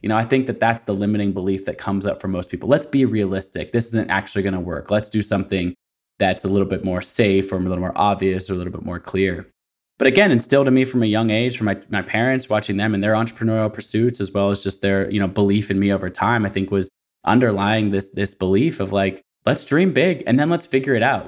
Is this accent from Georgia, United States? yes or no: no; Portland, Oregon, United States; I'm from Portland, Oregon